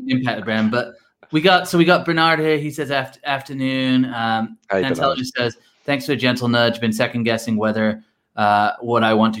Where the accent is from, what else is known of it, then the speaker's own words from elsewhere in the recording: Blackpool, North West England, United Kingdom; You might not even know this, but I'm from Blackpool